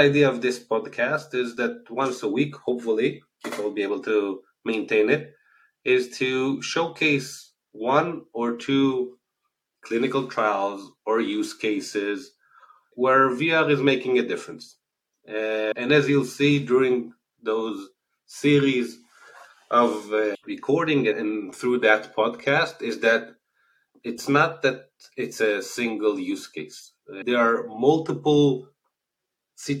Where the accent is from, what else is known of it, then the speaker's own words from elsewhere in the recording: Israel; accent: Israeli; As you can hear from the accent, I'm originally from Israel.